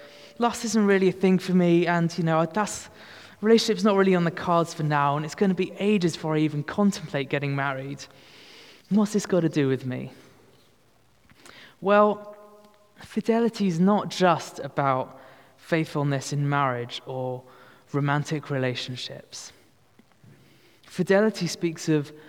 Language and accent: English; United Kingdom; we are that British